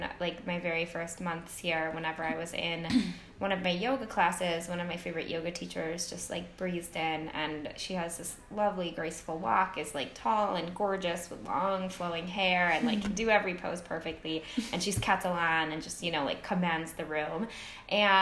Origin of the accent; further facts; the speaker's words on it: United States; moved away as an adult; now in Spain; I will never stop being American